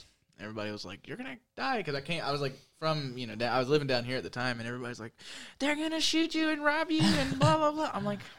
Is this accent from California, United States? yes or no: no; Kathleen, Georgia, United States; also born or lived in Macon / Bonaire / Byron / Bloomfield; I was born in Macon, raised in Kathleen. Fucking my mom moved around all over the place.